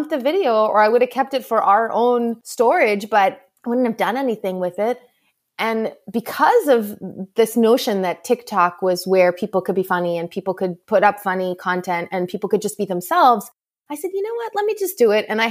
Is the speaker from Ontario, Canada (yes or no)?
no; Montreal, Quebec, Canada; moved away as an adult; now in Boston, United States; I grew up in Montreal. My family is all still there. And after I got married, we moved to Boston.